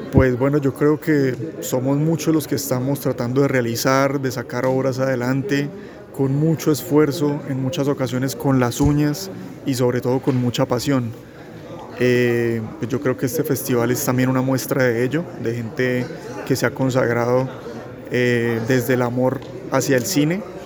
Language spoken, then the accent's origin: Spanish; Santander, Colombia; somos realizadores santandereanos